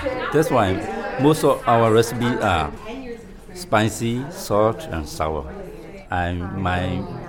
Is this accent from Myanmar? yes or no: yes; Myanmar; now in United States; I'm from Myanmar. Now I'm in the U.S. almost 3 years.